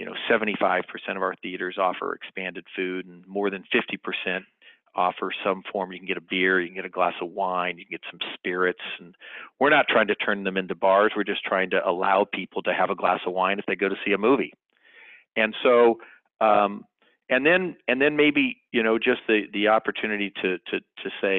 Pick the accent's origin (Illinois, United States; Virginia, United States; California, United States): California, United States; Sacramento; moved away as an adult; also born or lived in Los Angeles, California; now in Dallas, United States; I was born and raised in Sacramento, California